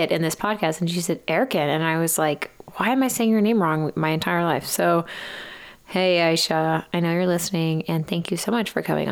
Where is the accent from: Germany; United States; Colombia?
United States; East Texas; we grew up in East Texas